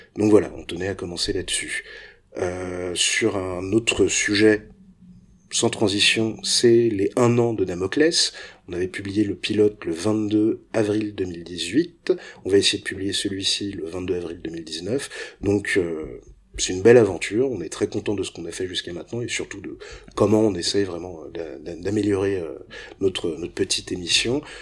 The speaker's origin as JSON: {"language": "French", "country": "France", "said": "quand on est français"}